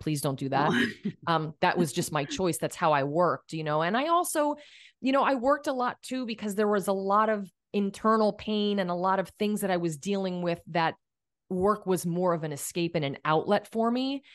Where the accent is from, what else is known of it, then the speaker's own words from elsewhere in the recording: Allentown, Pennsylvania, United States; moved away; I went to Allentown School of Cosmetology, which is from, you know, my hometown area back in Pennsylvania